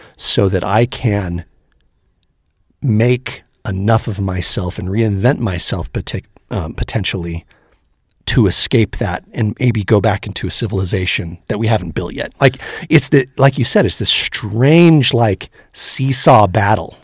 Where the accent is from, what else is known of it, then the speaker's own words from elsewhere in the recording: Northern California, United States; we're both from Northern California originally